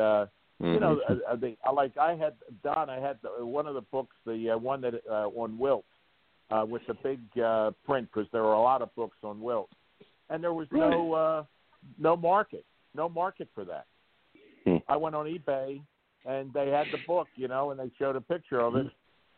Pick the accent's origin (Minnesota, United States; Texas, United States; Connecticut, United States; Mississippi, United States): Mississippi, United States; Jackson; born there; I was born in Jackson, Mississippi, when he was down at Officer Candidate School.